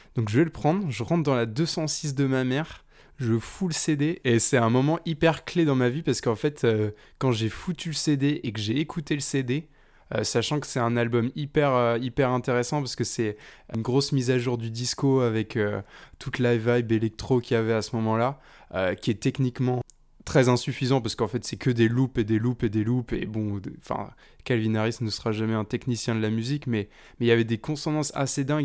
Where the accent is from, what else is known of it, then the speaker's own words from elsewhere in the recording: Nantes, Pays de la Loire, France; moi, je viens de Nantes, donc près de, près de Nantes